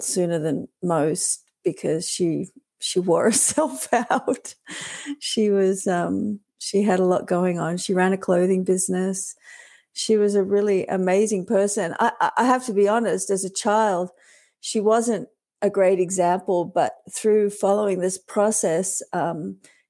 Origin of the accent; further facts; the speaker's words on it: Australia; now in Canada; we grew up in Australia